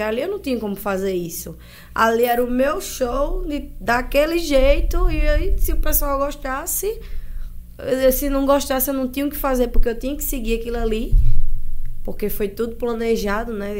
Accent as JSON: {"language": "Portuguese", "town": "Santa Rita", "country": "Brazil", "tie": "born or raised there", "said": "na minha cidade, nascida e criada em Santa Rita"}